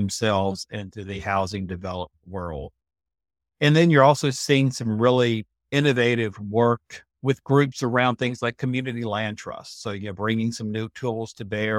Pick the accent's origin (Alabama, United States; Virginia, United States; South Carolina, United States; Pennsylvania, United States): Virginia, United States; Lynchburg; moved away as an adult; also born or lived in Blacksburg, Virginia; I was born in Virginia, down in Central Virginia in the city of Lynchburg.